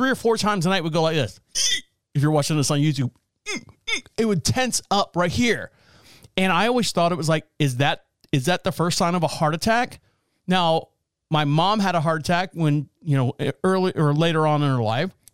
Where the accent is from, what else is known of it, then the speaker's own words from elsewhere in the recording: Orlando, Florida, United States; I'm from Orlando